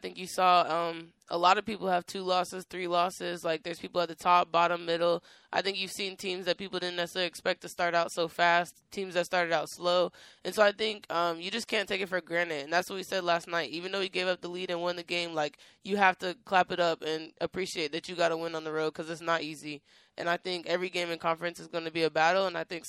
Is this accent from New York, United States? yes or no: no; Florida, United States; also born or lived in Colorado / Connecticut / Oregon; Well, I'm from Florida. Well, I've lived there most of my life, but we moved like six states before that.